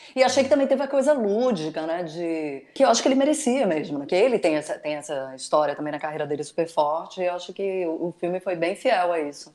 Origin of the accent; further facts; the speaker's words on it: Northeast Region, Brazil; eu como nordestina